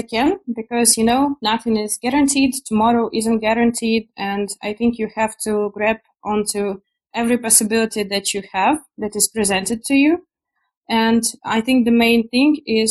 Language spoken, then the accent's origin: English; Ukraine; also born or lived in Poland; I am originally from Ukraine.